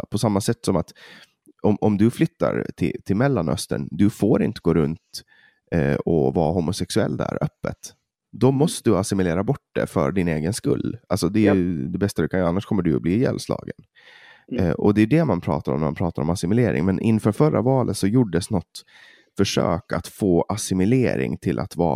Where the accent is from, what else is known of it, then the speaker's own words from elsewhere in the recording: Åland, Finland; Jag kan som, som ålänning och från Finland se att det är jävligt onödigt